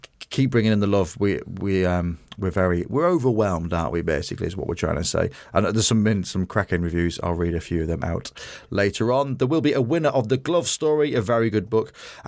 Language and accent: English; England, United Kingdom; England, we're both English. We both support England.